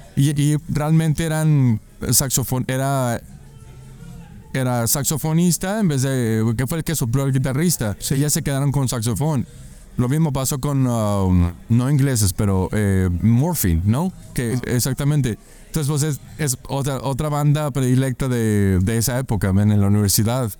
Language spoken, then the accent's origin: Spanish; Chihuahua, Mexico; soy de Chihuahua, Chihuahua.